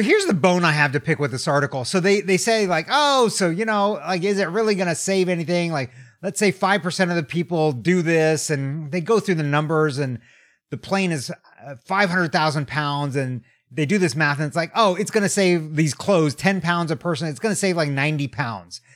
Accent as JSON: {"language": "English", "country": "United States", "also_born_or_lived": "Tokyo, Japan", "said": "as an American"}